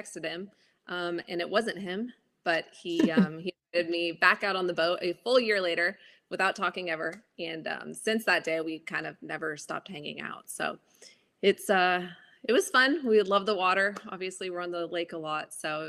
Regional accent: Honolulu, Hawaii, United States; moved away as an adult; also born or lived in Los Angeles; now in Mooresville, United States; So I grew up in Honolulu, Hawaii

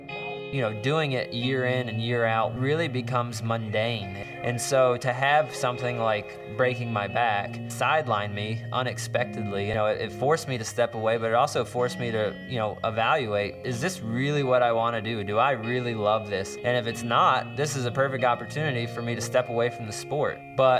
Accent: Florida, United States; Growing up in Florida

